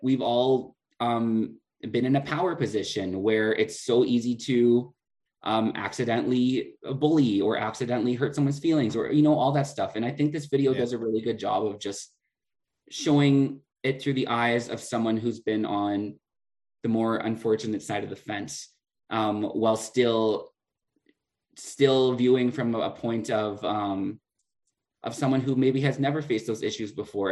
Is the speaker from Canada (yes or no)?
yes; Prince Albert, Saskatchewan, Canada; moved away as an adult; now in La Ronge, Canada; growing up in Prince Albert